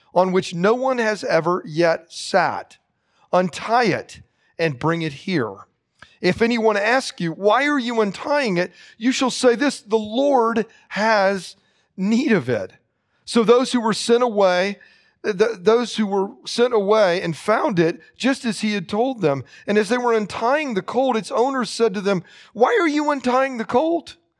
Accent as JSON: {"language": "English", "town": "Lakeland", "region": "Florida", "country": "United States", "tie": "born or raised there", "said": "growing up in Lakeside Baptist Church in Lakeland, Florida in the late sixties and early seventies"}